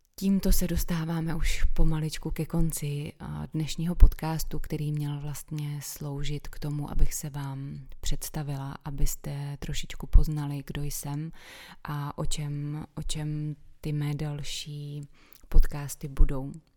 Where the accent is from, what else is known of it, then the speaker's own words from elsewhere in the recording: Czechia; jsem se narodila právě v České republice